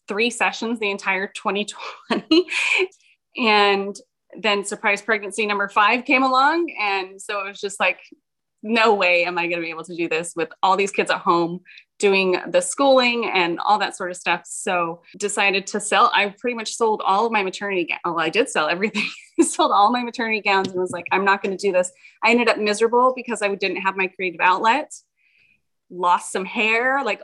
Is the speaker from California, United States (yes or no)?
yes; Fresno, California, United States; I'm from Central California, so around the Fresno area